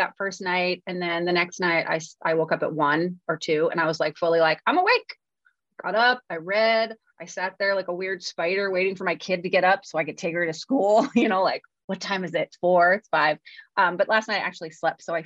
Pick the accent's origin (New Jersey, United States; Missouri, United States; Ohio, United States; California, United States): California, United States; That's how we would say it in California